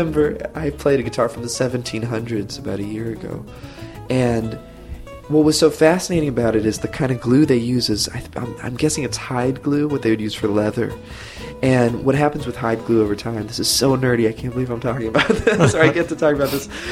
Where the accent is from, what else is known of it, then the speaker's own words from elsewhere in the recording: Santa Rosa, California, United States; also born or lived in Tiburon, California; I grew up in Santa Rosa, which is Sonoma County, like wine country